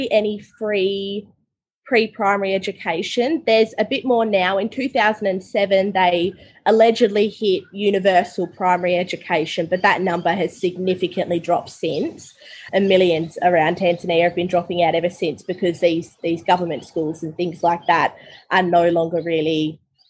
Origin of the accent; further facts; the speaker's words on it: Tasmania, Australia; I grew up in Tasmania, so I just went to government school